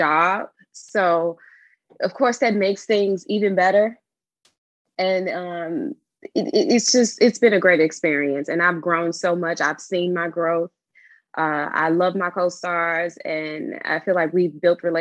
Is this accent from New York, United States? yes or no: no; Chicago, Illinois, United States; my experiences as a Black girl growing up on the South Side of Chicago